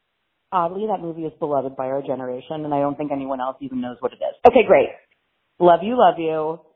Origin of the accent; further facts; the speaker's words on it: Washington, District of Columbia, United States; an 11-year-old growing up in Washington, D.C.